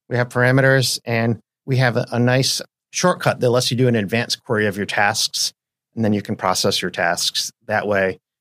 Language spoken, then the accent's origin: English; New England, United States; moved away as an adult; now in Seattle, United States; I am from New England.